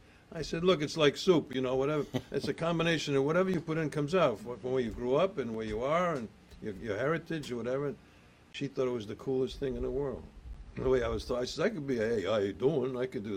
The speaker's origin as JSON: {"language": "English", "region": "Rhode Island", "country": "United States", "accent": "Rhode Island", "moved": "yes", "lives_now": "New Jersey, United States", "said": "You know, I'll tell you a quick story if you want about my accent. You know, I did come to Jersey with Park the Car, and first you got to go to church, you know."}